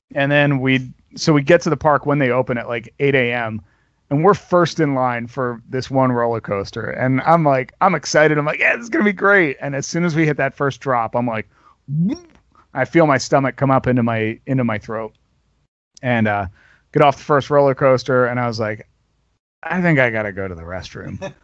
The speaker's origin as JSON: {"language": "English", "region": "New Jersey", "country": "United States", "tie": "born or raised there", "moved": "yes", "lives_now": "Grand Rapids, United States", "said": "I grew up in New Jersey"}